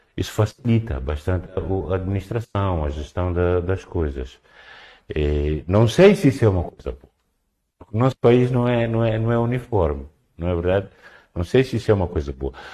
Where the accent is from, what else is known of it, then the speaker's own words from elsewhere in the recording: Cabo Delgado, Mozambique; eu sou de Cabo Delgado